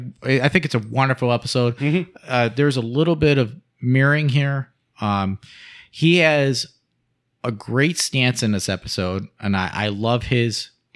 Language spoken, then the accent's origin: English; Ohio, United States; We are in Ohio. I was born in Ohio.